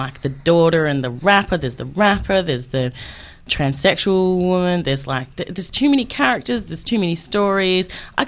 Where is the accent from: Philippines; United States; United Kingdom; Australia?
Australia; I'm Australian.